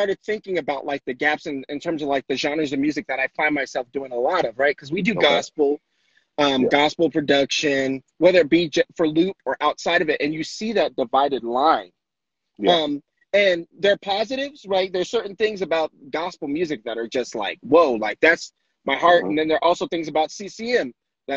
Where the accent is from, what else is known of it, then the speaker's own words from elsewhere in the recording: Denver, Colorado, United States; also born or lived in Florida; Born here in Denver, Colorado. I was raised in Florida, but I've been in Denver most of my life